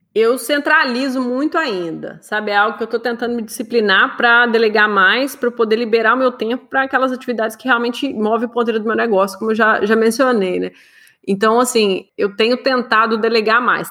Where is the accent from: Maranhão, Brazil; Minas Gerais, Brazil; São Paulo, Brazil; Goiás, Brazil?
Minas Gerais, Brazil; eu cresci em Minas